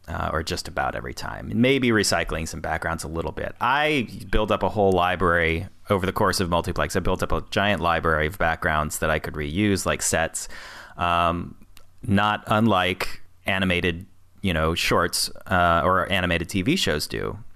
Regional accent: Peoria, Illinois, United States; moved away as an adult; I was living in Peoria, Illinois, my hometown-ish. Uh, sort of my hometown, anyway. I grew up there from, like, third grade till I was, uh, you know, twenty-five

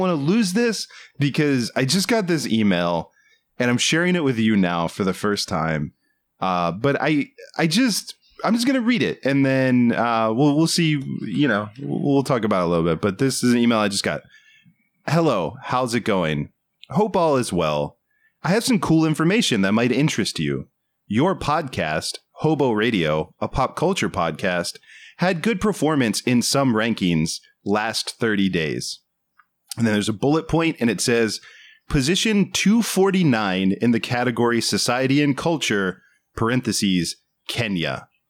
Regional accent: United States; moved away as an adult; now in Los Angeles, United States; you and I are from, and we grew up outside of the Washington, D C area

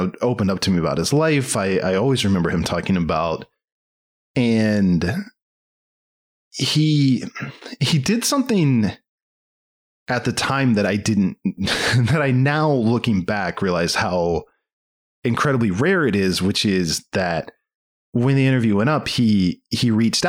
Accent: Maryland, United States; I was from Maryland

